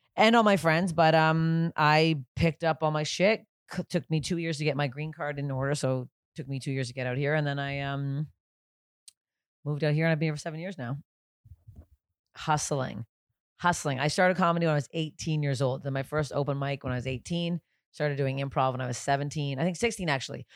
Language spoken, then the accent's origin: English; Canada; I'm Canadian, I go by Canadian temperature